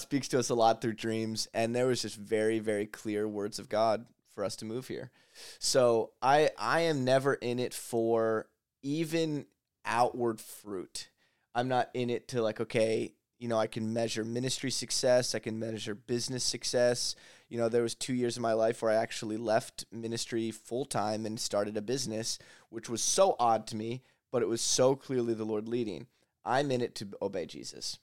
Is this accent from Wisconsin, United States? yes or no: no; Lancaster, Pennsylvania, United States; I grew up here in Lancaster